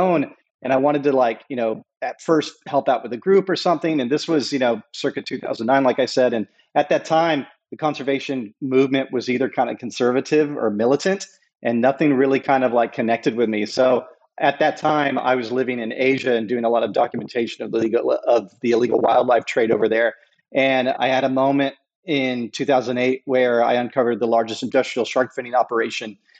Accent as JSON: {"language": "English", "country": "United States", "tie": "born or raised there", "also_born_or_lived": "North Texas / Southern California", "moved": "yes", "lives_now": "Hawaii, United States", "said": "I grew up in Southern California and North Texas."}